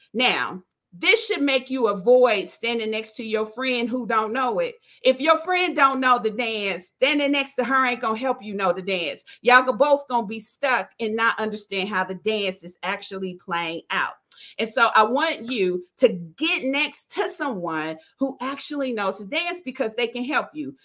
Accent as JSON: {"language": "English", "town": "Dayton", "region": "Ohio", "country": "United States", "tie": "born or raised there", "said": "I'm from Dayton, Ohio. We come from an area where they have, I think, line dances to every song that you can think"}